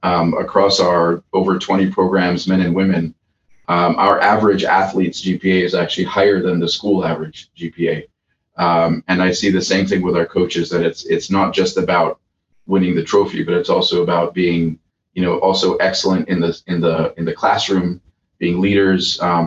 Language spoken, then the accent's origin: English; Nigeria; moved away as an adult; now in United States; I came to Calvin from Nigeria, so I did not have a big community here.